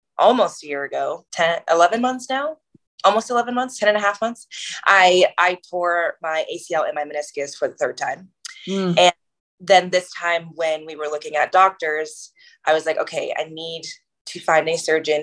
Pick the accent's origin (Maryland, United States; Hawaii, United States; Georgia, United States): Maryland, United States; moved away as an adult; also born or lived in New Jersey / Boston; I'm originally from New Jersey / Maryland. That's where my family is from. Mostly grew up in Maryland